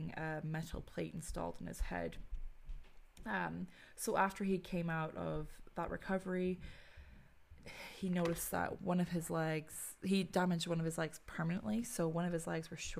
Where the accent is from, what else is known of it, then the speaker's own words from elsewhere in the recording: Ireland; growing up in Ireland